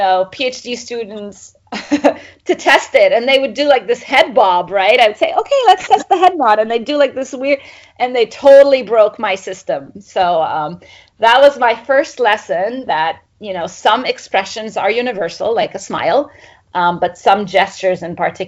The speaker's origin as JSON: {"language": "English", "country": "Egypt", "tie": "born or raised there", "also_born_or_lived": "Middle East / Cambridge, United Kingdom", "moved": "as an adult", "said": "I grew up in Egypt"}